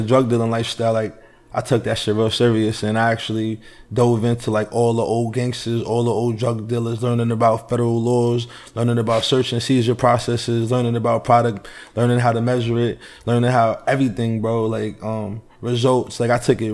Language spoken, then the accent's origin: English; Peekskill, New York, United States; also born or lived in North Carolina / Poconos, Pennsylvania; I'm from a place called Peekskill, New York. That's a little bit about 50 minutes up from New York City, from the Bronx area.